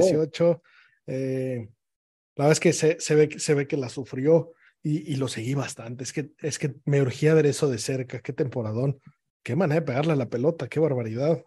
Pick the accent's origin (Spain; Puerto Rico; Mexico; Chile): Mexico